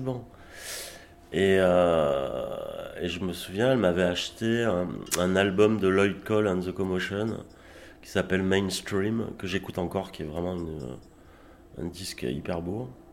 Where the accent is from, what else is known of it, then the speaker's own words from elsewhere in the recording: Arles, Provence-Alpes-Côte d'Azur, France; also born or lived in Avignon; now in Gard, France; je suis né à Arles, mais oui, je, ça fait pas mal d'années que, que je, vis ici dans le Gard.